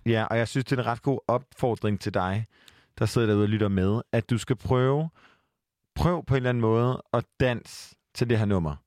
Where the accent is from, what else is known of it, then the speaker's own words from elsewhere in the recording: Aarhus, Central Denmark Region, Denmark; now in Copenhagen, Denmark; jeg er jo jyde. Og jeg flygter hjem til Aarhus